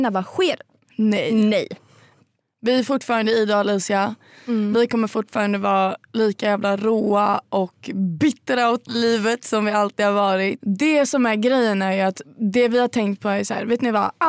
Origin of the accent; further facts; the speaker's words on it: Linköping, Östergötland, Sweden; Ja, jag kommer från Linköping egentligen.